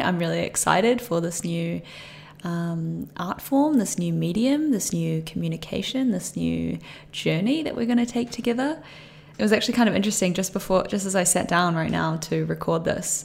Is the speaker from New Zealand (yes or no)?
yes; Christchurch, Canterbury, New Zealand; moved away; I grew up in New Zealand, uh, in Christchurch